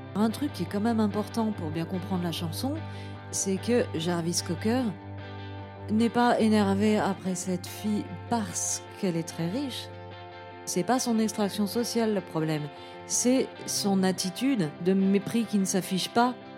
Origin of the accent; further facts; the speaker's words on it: Moselle, Grand Est, France; Je suis née en Moselle